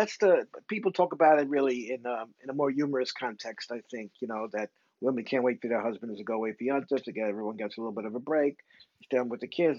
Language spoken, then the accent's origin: English; New York City, New York, United States; I was brought up in Crown Heights